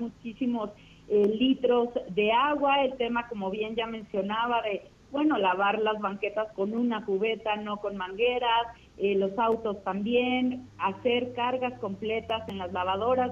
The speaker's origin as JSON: {"language": "Spanish", "country": "Mexico", "said": "como ciudadanos, como mexicanos"}